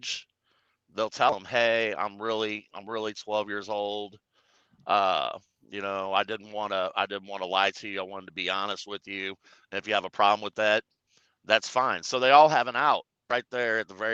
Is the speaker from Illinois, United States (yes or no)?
yes; St. Louis area, Illinois side, United States; I was born and raised in the St. Louis area on the Illinois side.